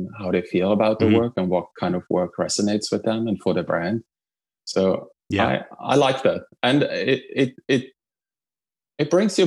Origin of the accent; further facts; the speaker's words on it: Trentino-Alto Adige, Italy; now in New York, United States; I'm originally from Italy. I grew up in a small town in northern Italy in the Italian Alps, in the Dolomites